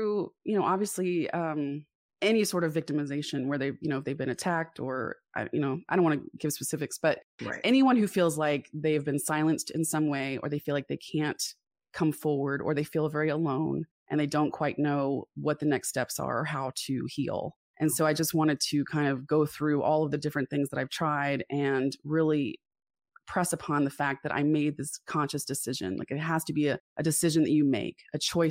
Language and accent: English; South Florida, United States; also born or lived in Atlanta, Georgia; I was born in Atlanta and I moved to South Florida when I was six